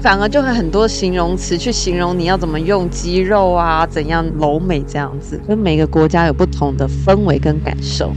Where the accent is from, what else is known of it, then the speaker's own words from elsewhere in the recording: Taiwan; 我们其实台湾人不是常常都怕被蚊虫叮吗